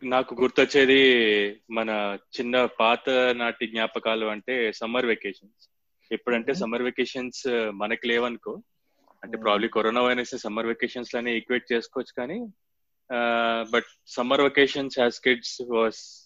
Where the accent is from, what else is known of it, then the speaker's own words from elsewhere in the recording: Hyderabad, Telangana, India; also born or lived in Vijayawada; నేనంటే ఒక four years బయట హైదరాబాద్ నుంచి బయట ఉన్నా కాబట్టి విజయవాడలో